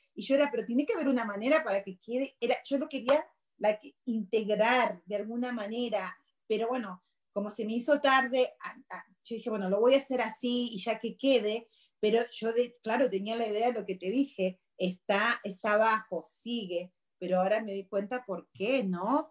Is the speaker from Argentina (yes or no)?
yes; Argentina; now in United States; yo soy argentina